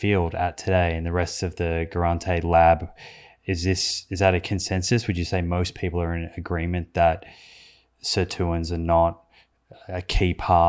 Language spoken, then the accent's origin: English; Australia; Well, I'm an Australian, so it might make it easier.